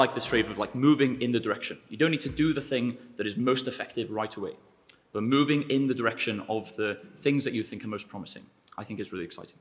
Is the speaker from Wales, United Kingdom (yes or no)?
yes; North Wales, United Kingdom; moved away; also born or lived in Durham / Cambridge; I am from North Wales.